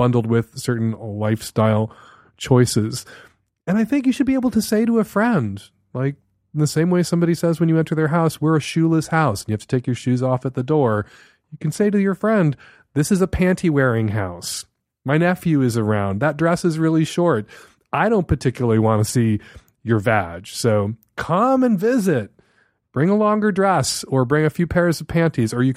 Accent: Chicago, Illinois, United States; I grew up in Chicago

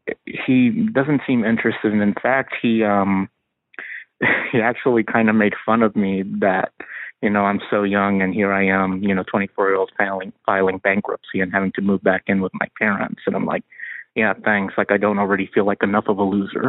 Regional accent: Arkansas, United States; I recently had to move back in with my parents back in my hometown

